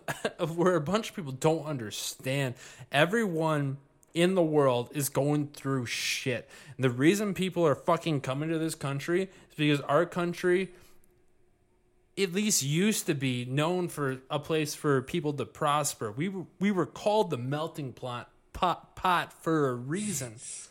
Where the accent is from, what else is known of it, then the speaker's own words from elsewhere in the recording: Grosse Pointe, Michigan, United States; I grew up in Grosse Pointe, and that shit would not have happened in Grosse Pointe.